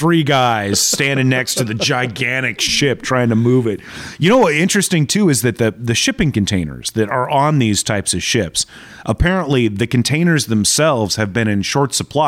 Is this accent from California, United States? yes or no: no; Tucson, Arizona, United States; moved away; Tucson, my hometown